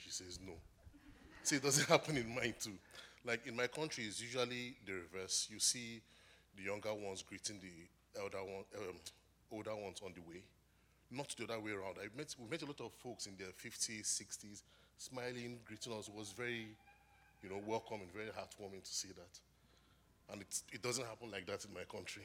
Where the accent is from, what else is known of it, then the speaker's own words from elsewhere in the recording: Nigeria; moved away as an adult; now in New Hampshire, United States; I'm from Nigeria, and I came to New Hampshire for my graduate studies